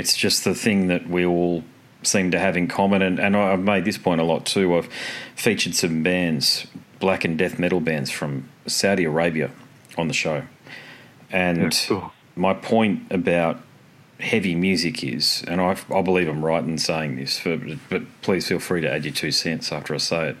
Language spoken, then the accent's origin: English; Australia